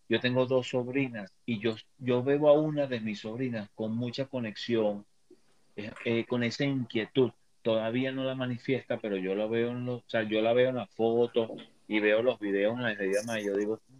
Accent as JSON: {"language": "Spanish", "country": "Venezuela", "moved": "yes", "said": "Yo soy un venezolano de un poquito más de 50 años de edad."}